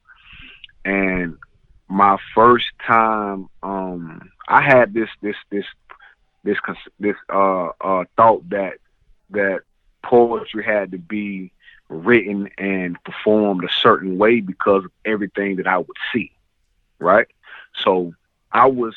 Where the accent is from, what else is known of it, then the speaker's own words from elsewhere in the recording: the South, United States; I'm from the South